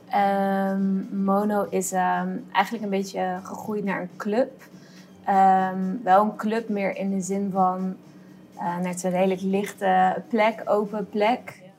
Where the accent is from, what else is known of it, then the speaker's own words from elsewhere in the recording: Amsterdam, North Holland, Netherlands; now in Rotterdam, Netherlands; ja, ik heb heel lang niet uitgesproken dat ik uit Amsterdam kwam.